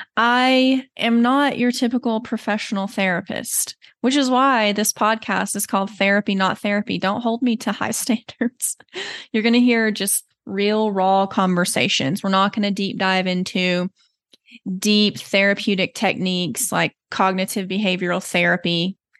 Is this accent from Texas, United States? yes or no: yes; Texas, United States; accent: slight Southern; moved away as an adult; now in Colorado, United States; You may notice a slight Southern accent. I forget I have it until people bring it up to me, but I am originally from Texas